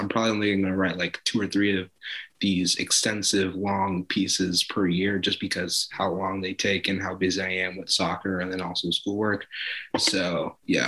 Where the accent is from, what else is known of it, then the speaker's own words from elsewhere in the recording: Los Angeles, California, United States; I'm from South